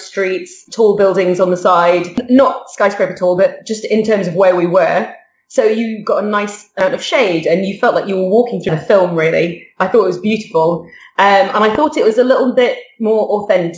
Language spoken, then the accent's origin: English; near Manchester, north of the UK, North West England, United Kingdom; moved away; also born or lived in Qatar; my brother and I are from this dinky little town in the UK, in the north of the UK, where no one's ever heard of it. And so we always say that we're from near Manchester.